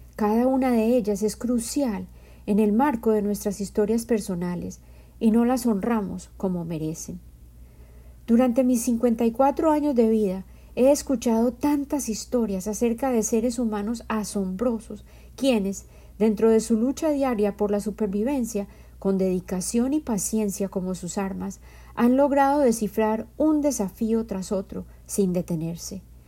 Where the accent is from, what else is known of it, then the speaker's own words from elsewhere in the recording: Medellín, Antioquia, Colombia; Yo soy colombiana y en mi cultura